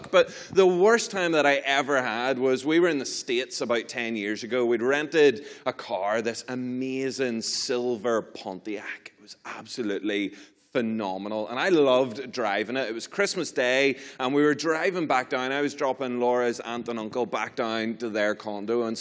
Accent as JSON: {"language": "English", "country": "Ireland", "said": "I'm from, from Ireland."}